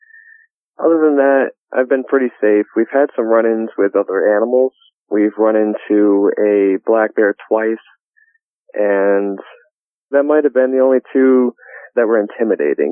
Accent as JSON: {"language": "English", "town": "Pawling", "region": "New York", "country": "United States", "tie": "born or raised there", "said": "I grew up in Dutchess County, New York, in a town called Pawling"}